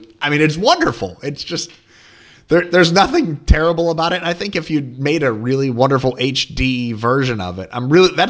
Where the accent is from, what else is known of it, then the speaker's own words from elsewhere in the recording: Hillsdale, Pennsylvania, United States; growing up in Hillsdale, Pennsylvania